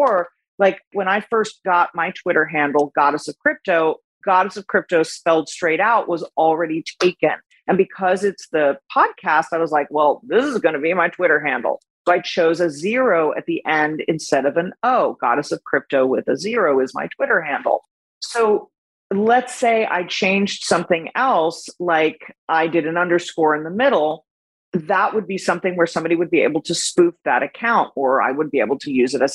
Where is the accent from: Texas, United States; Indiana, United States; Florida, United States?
Florida, United States; Miami